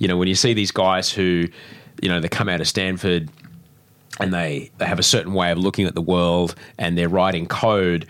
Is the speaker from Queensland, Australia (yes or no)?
yes; Brisbane, Queensland, Australia; I grew up in Brisbane too, which is a cow town